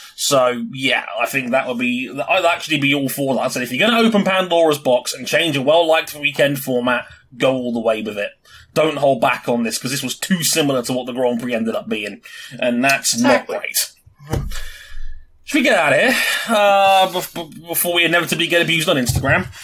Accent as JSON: {"language": "English", "region": "London", "country": "United Kingdom", "tie": "born or raised there", "said": "London, baby! My hometown"}